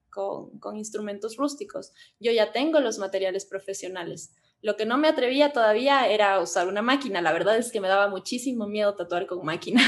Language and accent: Spanish; Cuenca, Azuay, Ecuador; now in Quito, Ecuador; nosotros somos de Cuenca